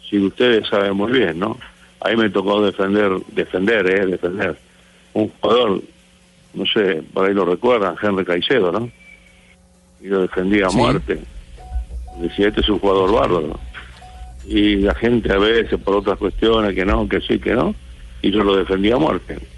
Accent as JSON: {"language": "Spanish", "country": "Argentina", "said": "Es grande, ¿qué hacemos? Somos argentinos."}